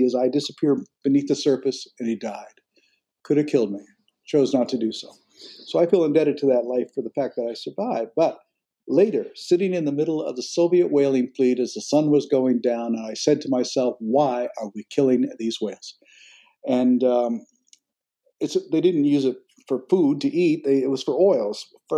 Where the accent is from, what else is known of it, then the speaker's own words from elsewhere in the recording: Canada; now in United States; my own home country of Canada